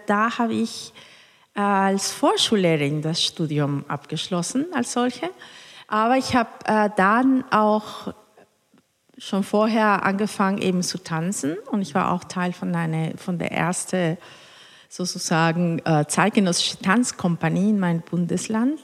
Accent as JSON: {"language": "German", "town": "Cuernavaca", "region": "Morelos", "country": "Mexico", "tie": "born or raised there", "also_born_or_lived": "Mexico City / Hannover", "second_language": "German", "moved": "as an adult", "lives_now": "Hamburg, Germany"}